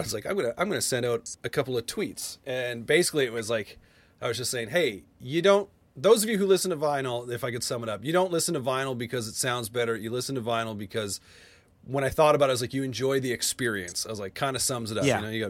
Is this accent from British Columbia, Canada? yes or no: no; Alberta, Canada; Cause I grew up actually just outside Calgary, not originally from Edmonton